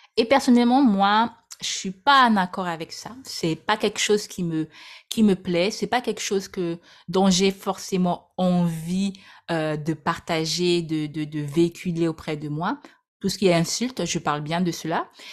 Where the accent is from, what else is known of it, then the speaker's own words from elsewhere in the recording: French Guiana; Je suis née en Guyane, département très cher à mon cœur.